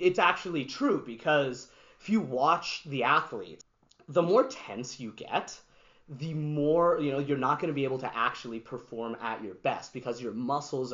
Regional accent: Canada; also born or lived in New York, United States; to have grown up in this country, to also have been born in the States

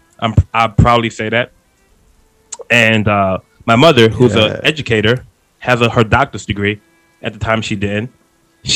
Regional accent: New York City, New York, United States; I'm from Queens, New York. So I talk fast. I'm from the East Coast.

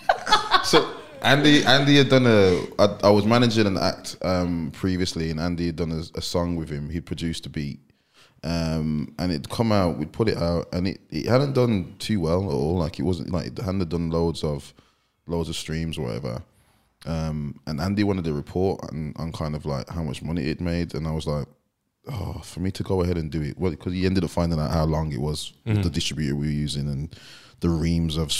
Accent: Walsall, West Midlands, United Kingdom; I'm from Walsall originally

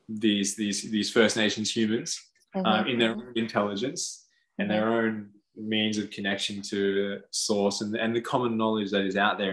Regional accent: Australia; Because we've been born to this land, or I have.

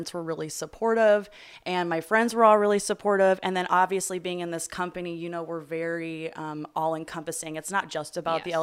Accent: Chicago suburbs, Illinois, United States; Chicago suburbs. I was born and raised

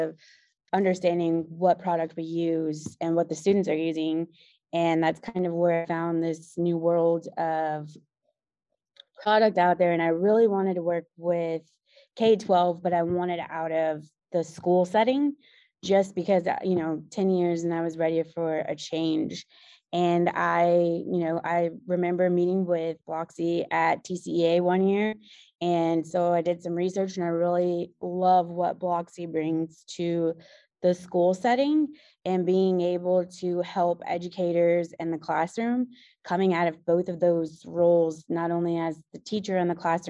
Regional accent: Houston, Texas, United States; I moved to Houston, back to my hometown

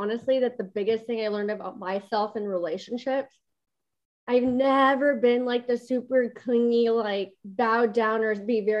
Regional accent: San Diego, California, United States; born there; now in Austin, United States; Yeah. So I was born in San Diego. I'm a military brat.

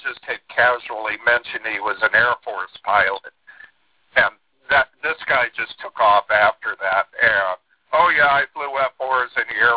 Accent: South Florida, United States; I witnessed all of the launches growing up in South Florida

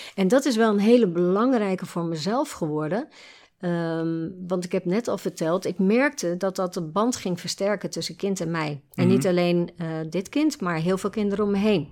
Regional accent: Nieuwerkerk aan den IJssel, South Holland, Netherlands; moved away as an adult; also born or lived in Gouda / Breda; Ik ben mhm. geboren in Gouda, opgegroeid in Nieuwkerk en IJssel

